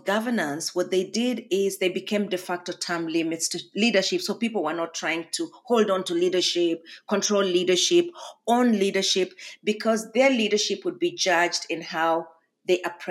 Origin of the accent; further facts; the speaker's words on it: Kenya; now in Harrisonburg, Virginia, United States; a Kenyan, which I am right now as well